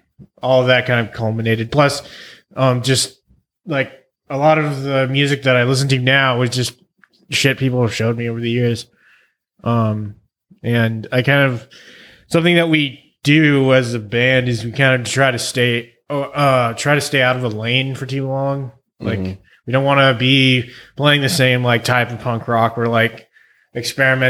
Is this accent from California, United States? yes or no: yes; Central Valley, near Fresno, California, United States; I grew up in Central Valley, this really small farm town outside of Fresno.